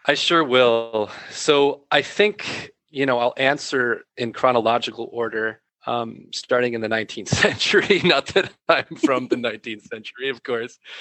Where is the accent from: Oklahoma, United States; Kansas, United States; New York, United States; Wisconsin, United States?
Wisconsin, United States; I come from Wisconsin, which is uh, a predominantly Catholic place